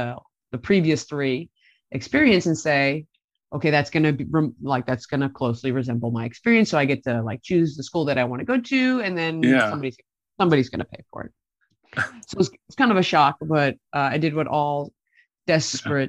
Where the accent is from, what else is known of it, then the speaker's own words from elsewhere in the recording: Middlesex County, New Jersey, United States; moved away; I grew up in a town in Middlesex County, which is the middle of New Jersey and Central Jersey, right near where Rutgers University is, their main campus in New Brunswick